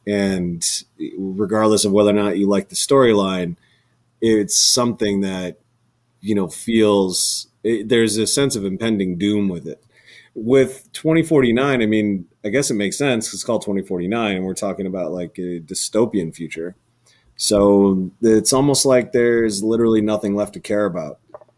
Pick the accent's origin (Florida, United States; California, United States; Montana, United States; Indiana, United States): Montana, United States; Bozeman; I'm from Bozeman, Montana.